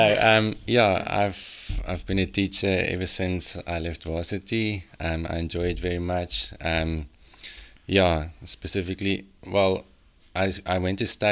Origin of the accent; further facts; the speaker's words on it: Lichtenburg, North West, South Africa; moved away as an adult; also born or lived in Moorreesburg, South Africa; now in Malmesbury area, South Africa; I'm from Lichtenburg